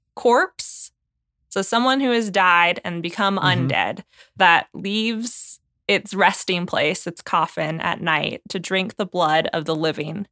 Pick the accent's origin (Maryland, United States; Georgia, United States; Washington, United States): Washington, United States; growing up in Washington